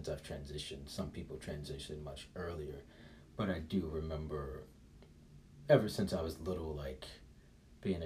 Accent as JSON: {"language": "English", "town": "Chicago", "region": "Illinois", "country": "United States", "also_born_or_lived": "San Francisco / Philadelphia", "moved": "yes", "said": "I'm from Chicago, I lived in San Francisco"}